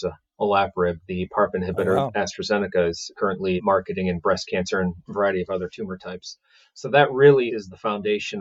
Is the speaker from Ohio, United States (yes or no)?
yes; Cleveland, Ohio, United States; I'm originally from Cleveland, Ohio. Got two older brothers, my dad and mom. We all settled in Cleveland, Ohio, and that's where I was born and raised